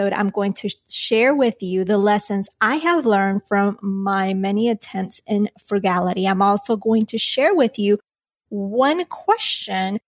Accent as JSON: {"language": "English", "country": "Colombia", "tie": "born or raised there", "moved": "yes", "lives_now": "United States", "said": "growing up in Colombia"}